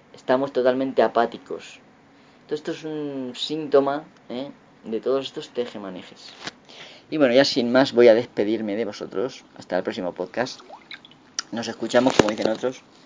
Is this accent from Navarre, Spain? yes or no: no; Castilla-La Mancha, Spain; accent: La Mancha centro; mi forma de hablar de la mancha centro